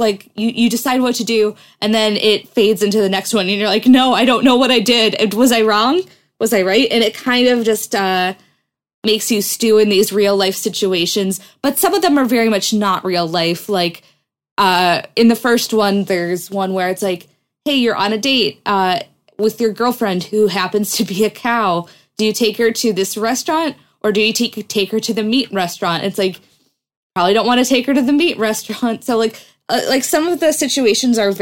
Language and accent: English; United States; as an American